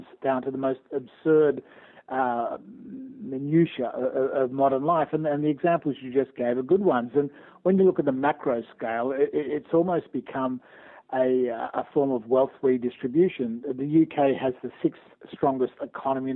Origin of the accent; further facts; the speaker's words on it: Australia; moved away as an adult; also born or lived in Canada; now in United Kingdom; I'm an Australian by birth and lived and worked in Australia and in Canada